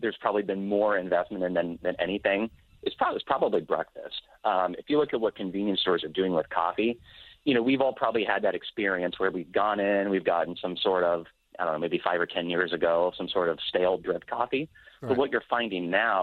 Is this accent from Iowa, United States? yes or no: yes; Des Moines, Iowa, United States; my hometown of Des Moines, Iowa